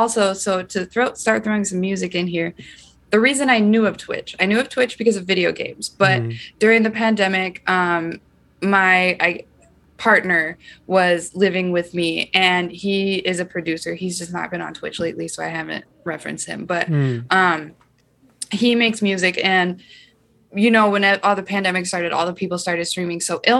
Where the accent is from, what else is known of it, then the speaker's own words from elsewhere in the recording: Iowa, United States; Say, okay, guys, I'm from Iowa, not potatoes, corn.